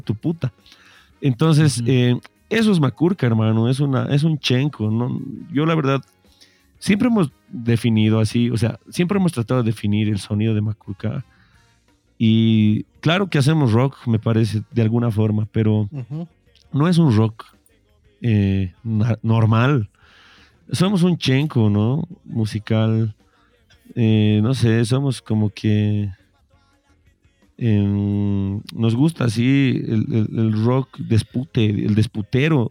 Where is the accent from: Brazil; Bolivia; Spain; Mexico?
Bolivia; somos bolivianos